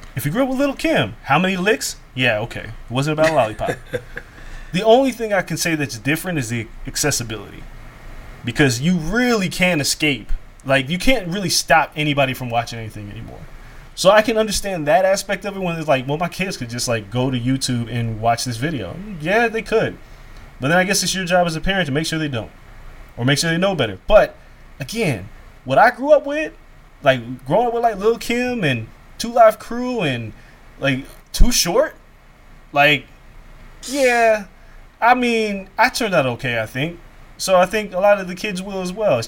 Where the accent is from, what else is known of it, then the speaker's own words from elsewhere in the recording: Las Vegas, Nevada, United States; moved away; also born or lived in Atlanta; the way that we grew up in Vegas was just completely different than how anybody else grew up